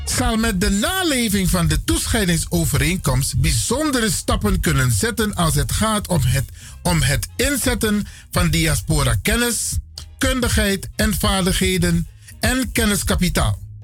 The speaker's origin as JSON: {"language": "Dutch", "country": "Suriname", "moved": "as an adult", "lives_now": "Netherlands", "said": "ik ben nauwelijks een paar jaar weg uit Suriname. Ik ben geen vreemdeling, ik ben een Surinaam Brada."}